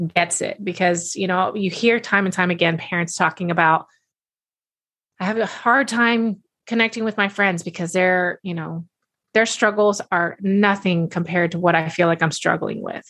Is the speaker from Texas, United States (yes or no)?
yes; Texas, United States; I'm a big y'all person having been born and raised in Texas